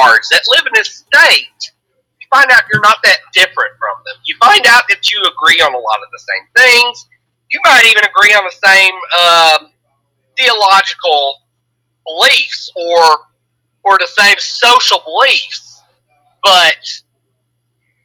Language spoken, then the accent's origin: English; Alabama, United States; I grew up in Alabama.